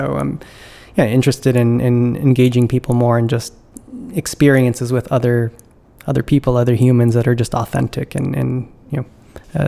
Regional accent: California, United States; moved away as an adult; now in East Coast, United States; I'm originally from California

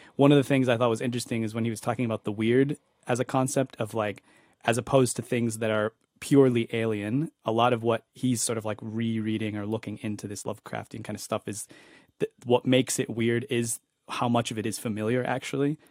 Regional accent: East Coast, United States; also born or lived in Spain; where I grew up in the East Coast.

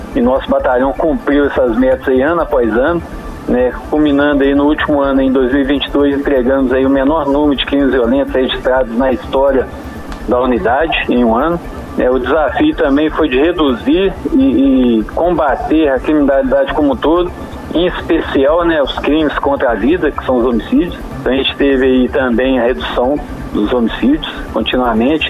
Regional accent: São João del Rei, Minas Gerais, Brazil; São João del Rei, a cidade onde eu nasci.

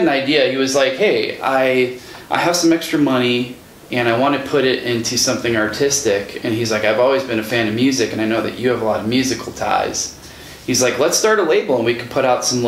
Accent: Grafton, Wisconsin, United States; also born or lived in Kenosha, Wisconsin; I was this kid from Kenosha that grew up in Grafton

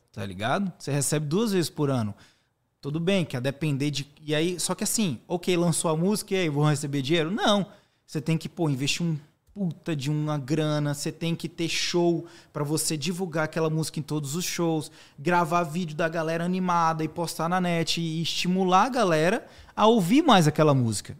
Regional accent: Teixeira de Freitas, Bahia, Brazil; moved away; also born or lived in Salvador / United States; sou natural de Teixeira de Freitas, é uma cidade no extremo sul da Bahia

